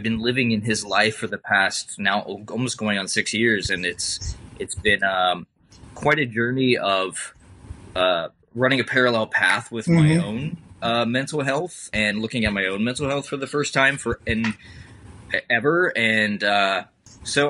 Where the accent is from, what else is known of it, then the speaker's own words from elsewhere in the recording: Midwest, United States; also born or lived in the South / San Francisco; now in Seattle, United States; I grew up in the Midwest